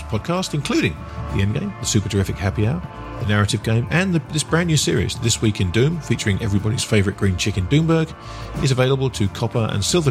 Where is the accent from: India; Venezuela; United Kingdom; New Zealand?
United Kingdom; I'm a Brit